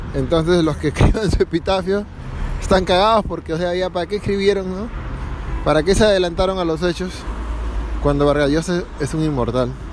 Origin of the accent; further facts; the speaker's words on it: Trujillo, La Libertad, Peru; moved away as an adult; now in Paris, France; en Trujillo esa huevada que tenemos en la esquina del centro de la plaza le llamamos catedral